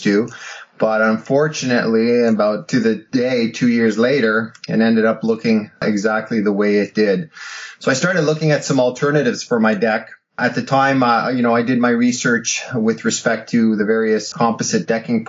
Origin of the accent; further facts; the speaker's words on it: Canada; also born or lived in Ottawa; as a Canadian and you know, living in Ottawa